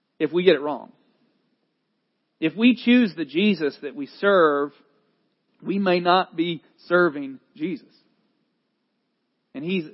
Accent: North Carolina, United States; accent: Southerner; I'm a North Carolinian

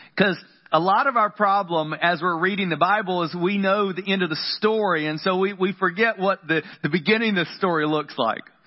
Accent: the South, United States; I grew up in the South and we had flannel boards

